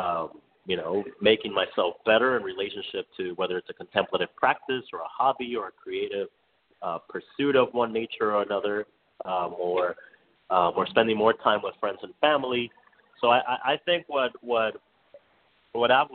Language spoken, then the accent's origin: English; Miami, Florida, United States; now in New York City, United States; coming from like a low income means and growing up in Miami